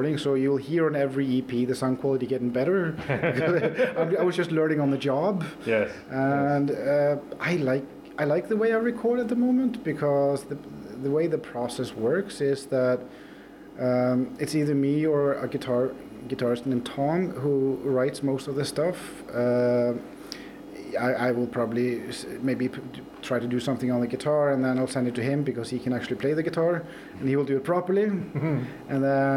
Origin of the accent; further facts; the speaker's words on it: Norway; moved away as an adult; also born or lived in Iceland; now in Borgarnes, Iceland; when I grew up in Norway